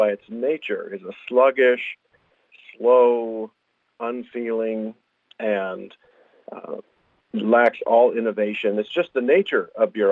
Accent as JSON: {"language": "English", "town": "Anchorage", "region": "Alaska", "country": "United States", "tie": "born or raised there", "also_born_or_lived": "Ketchikan / Bethel / Indian / Wasilla", "said": "I grew up in Anchorage, lived in Ketchikan and Bethel and Indian and Wasilla, and then down here on the Kenai the last 12 years"}